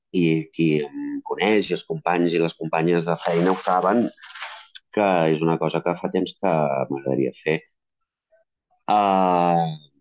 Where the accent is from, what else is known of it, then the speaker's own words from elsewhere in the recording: a town half an hour from Barcelona, Catalonia, Spain; m'he anat a viure al meu poble, que estic a mitja hora de Barcelona, que és el poble on vaig néixer